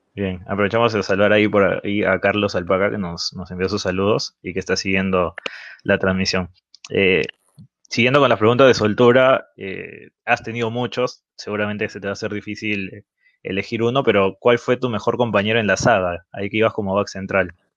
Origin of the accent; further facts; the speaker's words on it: Trujillo, La Libertad, Peru; nosotros somos de Trujillo